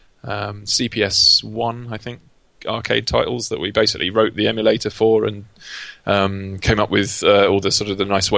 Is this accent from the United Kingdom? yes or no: yes; Essex, East of England, United Kingdom; moved away as an adult; also born or lived in Dundee; now in London, United Kingdom; I come from Essex, not far from London